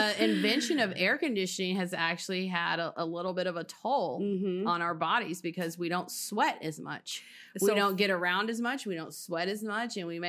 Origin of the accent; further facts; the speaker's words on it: Texas, United States; in Texas in a mobile home until I was 7 years old.